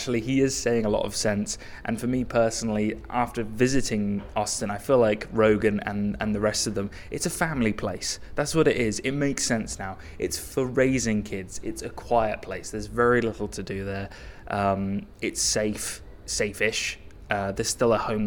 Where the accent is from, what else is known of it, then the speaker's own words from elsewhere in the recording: Reading, South East England, United Kingdom; where I'm from Reading